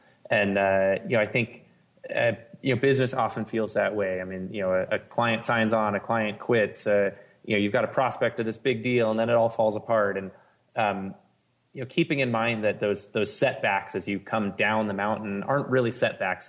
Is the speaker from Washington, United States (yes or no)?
no; Southern California, United States; moved away as an adult; also born or lived in Provo, Utah; I grew up in Southern California in a family that loved backpacking.